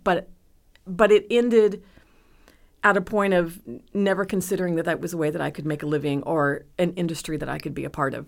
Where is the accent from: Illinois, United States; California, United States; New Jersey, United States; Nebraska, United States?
Nebraska, United States; moved away as an adult; now in Dallas, United States; I grew up in Nebraska